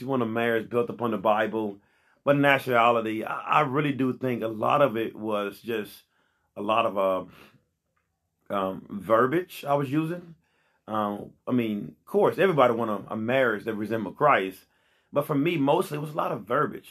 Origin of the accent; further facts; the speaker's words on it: Pine Bluff, Arkansas, United States; I'm here in Pine Bluff, born and raised in Pine Bluff